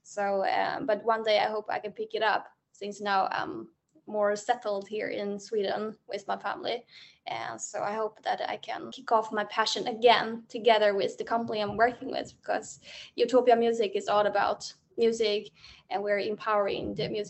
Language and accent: English; China; moved away; I'm originally from China.